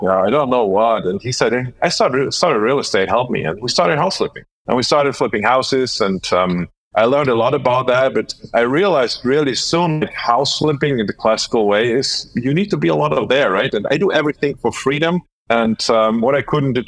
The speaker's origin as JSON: {"language": "English", "town": "Dortmund", "region": "North Rhine-Westphalia", "country": "Germany", "tie": "born or raised there", "moved": "as an adult", "lives_now": "Palma de Mallorca, Spain", "said": "Born and raised in Germany. And meanwhile, I live in Spain"}